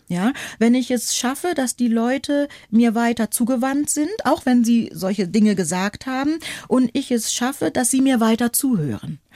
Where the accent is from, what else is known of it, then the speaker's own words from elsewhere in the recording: Northern Germany, Germany; accent: Hochdeutsch; ich komme aus Norddeutschland und in Norddeutschland sprechen wir Hochdeutsch